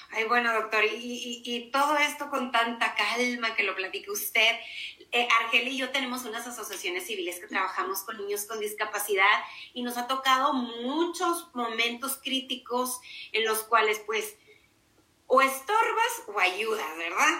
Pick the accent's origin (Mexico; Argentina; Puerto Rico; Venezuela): Mexico; así somos los mexicanos